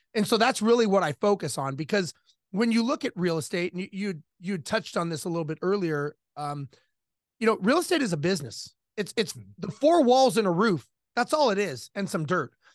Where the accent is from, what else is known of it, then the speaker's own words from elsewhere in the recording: Los Angeles, California, United States; I grew up in Los Angeles, born and raised